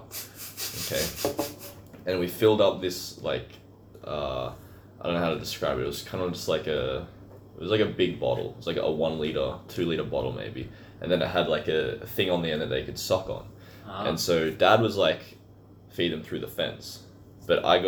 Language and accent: English; small town near Inverell, New South Wales, Australia; my hometown didn't have an actual clothing store